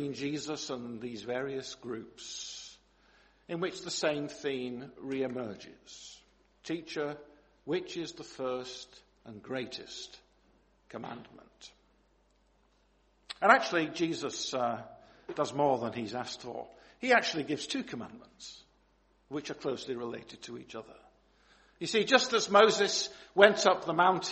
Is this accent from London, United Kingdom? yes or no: no; Manchester, North West England, United Kingdom; growing up in Longsight in Manchester